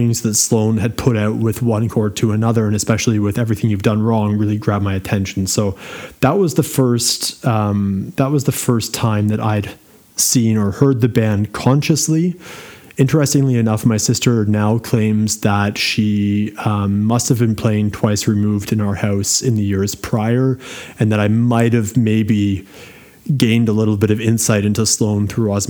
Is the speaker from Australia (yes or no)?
no; Ottawa, Ontario, Canada; moved away as an adult; also born or lived in Halifax, Canada; now in Germany; I'm originally from Ottawa. Via Halifax, I then landed in Germany in 2009, and I've been there ever